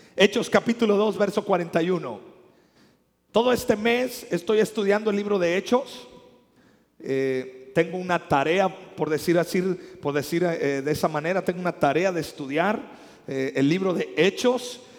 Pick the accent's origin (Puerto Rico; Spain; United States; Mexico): Mexico; nosotros los que somos mexicanos